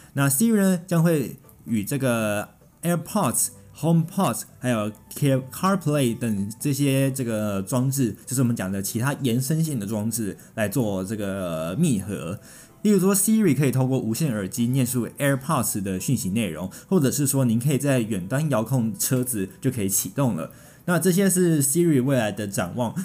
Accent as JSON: {"language": "Chinese", "country": "Taiwan", "said": "我们台湾人民"}